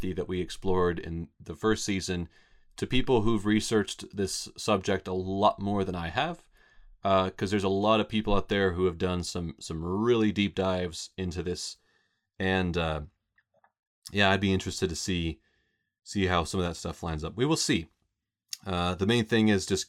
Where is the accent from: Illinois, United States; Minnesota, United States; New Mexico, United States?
New Mexico, United States; Roswell; Scott and I grew up here in Roswell